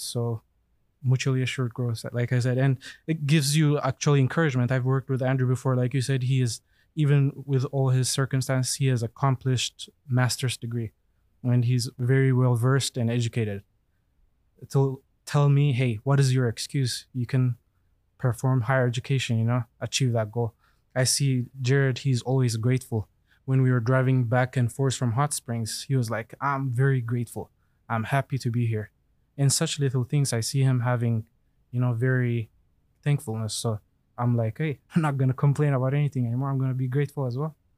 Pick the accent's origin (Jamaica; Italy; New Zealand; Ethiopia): Ethiopia; Addis Ababa; moved away; I'm from Addis Ababa, Ethiopia